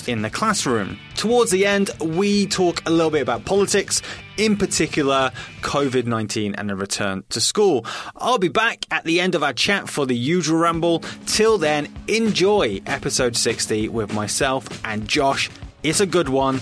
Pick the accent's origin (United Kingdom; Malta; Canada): United Kingdom; England; as an Englishman